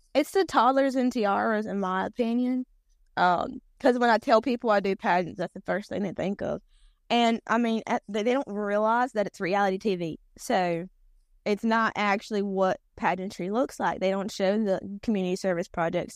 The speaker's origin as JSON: {"language": "English", "region": "North Carolina", "country": "United States", "tie": "born or raised there", "accent": "Robeson", "said": "the North Carolina that I was raised on"}